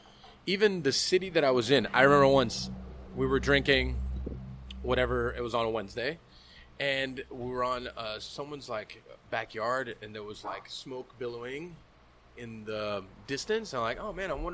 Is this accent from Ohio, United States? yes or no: no; Miami, Florida, United States; also born or lived in Virginia; I'm from Miami.